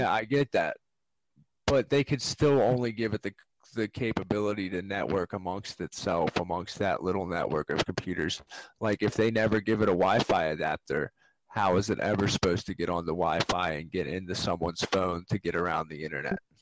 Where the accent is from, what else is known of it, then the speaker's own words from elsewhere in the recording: Maryland, United States; we're from Maryland, the University of Maryland.